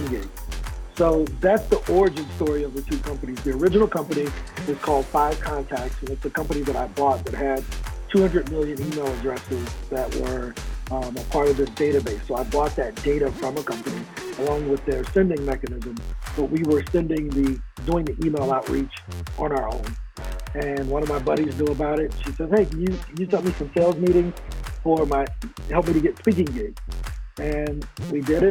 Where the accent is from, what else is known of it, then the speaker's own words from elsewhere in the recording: East St. Louis, Illinois, United States; I'm originally from St. Louis, Missouri, or East St. Louis, Illinois, across the bridge